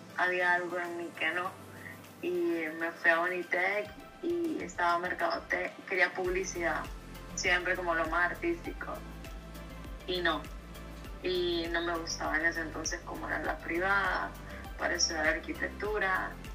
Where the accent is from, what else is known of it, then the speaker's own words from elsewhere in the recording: San Pedro Sula, Cortés, Honduras; also born or lived in Brighton and Hove, England; nací en San Pedro Sula, Honduras